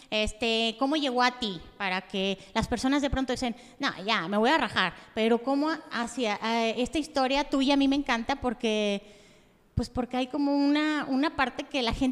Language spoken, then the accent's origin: Spanish; Yahualica, Jalisco, Mexico; Yo soy originaria de Yahualica, Jalisco.